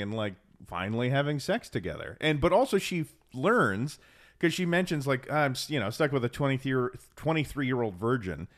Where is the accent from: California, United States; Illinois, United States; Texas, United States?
Texas, United States; we're from Texas